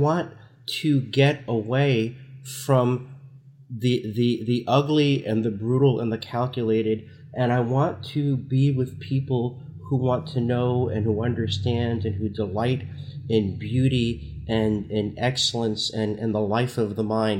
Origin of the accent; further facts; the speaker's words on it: Newark, New Jersey, United States; I, I grew up in Newark, New Jersey in the sixties and seventies